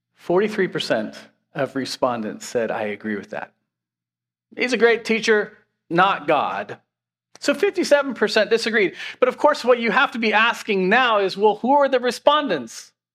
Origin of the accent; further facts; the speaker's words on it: Washington, United States; now in Pennsylvania, United States; I grew up in Washington State